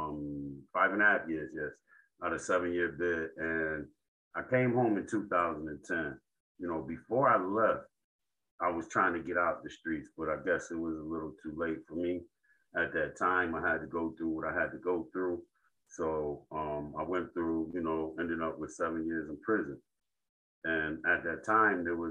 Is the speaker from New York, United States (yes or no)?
yes; Rochester, New York, United States; I'm from Rochester, New York. I'm from the West Side, and I'm from some streets called Jefferson and Bartlett. This is where I grew up